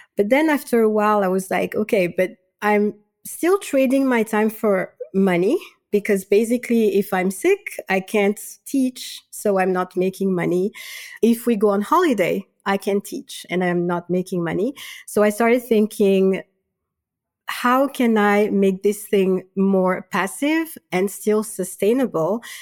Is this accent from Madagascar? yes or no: yes; Madagascar; moved away as an adult; also born or lived in Switzerland; now in France; I'm originally from Madagascar